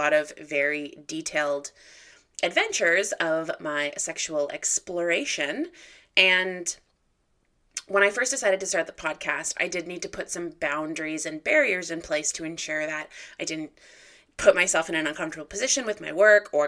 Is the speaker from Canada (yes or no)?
yes; Guelph, Ontario, Canada; growing up in Guelph